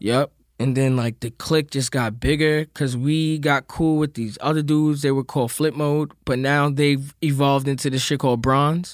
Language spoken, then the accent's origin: English; New York City, New York, United States; growing up in Queens.